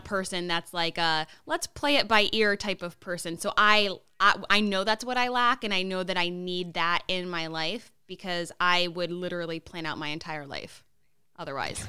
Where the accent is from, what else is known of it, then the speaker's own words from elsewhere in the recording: Connecticut, United States; moved away; we're both from Connecticut